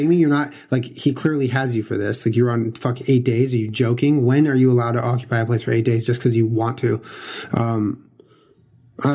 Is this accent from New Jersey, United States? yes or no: no; California, United States; I grew up in California